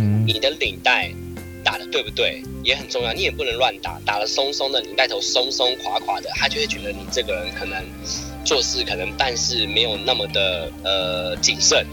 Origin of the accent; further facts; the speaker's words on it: Taiwan; 我们台湾人